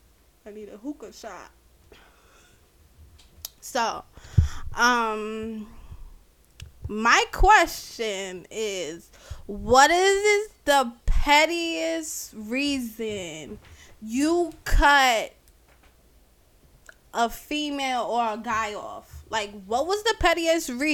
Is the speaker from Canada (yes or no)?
no; Jamaica; I'm Jamaican